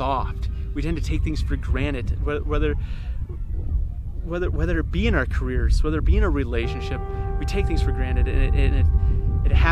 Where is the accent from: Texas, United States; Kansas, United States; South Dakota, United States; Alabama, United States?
South Dakota, United States; Myrtle; moved away; I am back in Myrtle, South Dakota, my hometown.